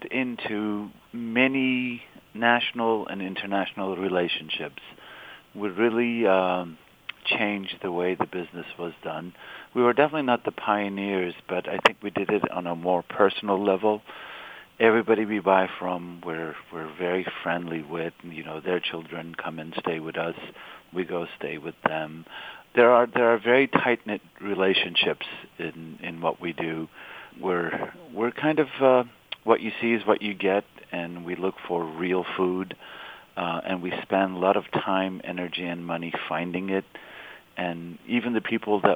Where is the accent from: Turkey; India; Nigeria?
Turkey; Istanbul; moved away as an adult; also born or lived in California, United States; now in Boston, United States; I grew up in Istanbul